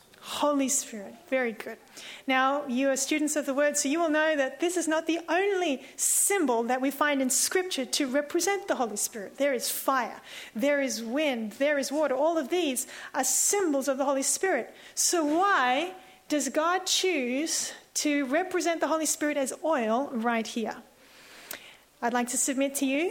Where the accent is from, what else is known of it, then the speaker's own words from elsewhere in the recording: Sydney, New South Wales, Australia; I'm from Sydney